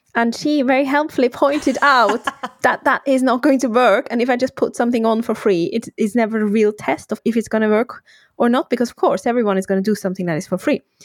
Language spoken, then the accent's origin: English; Switzerland; moved away as an adult; now in United Kingdom; I'm from Switzerland originally. I then moved to the UK for my partner